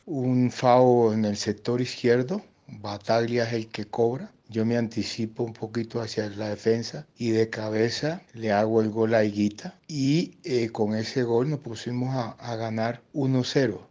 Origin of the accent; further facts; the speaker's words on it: Antioquia, Colombia; como jugadores antioqueños